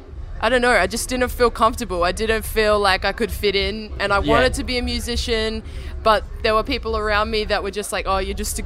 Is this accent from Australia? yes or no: yes; Gold Coast, Queensland, Australia; I spent a lot of time in Labrador growing up. Like, I wasn't living in Labrador. Yeah. I lived in, like, Bundle on the Gold Coast.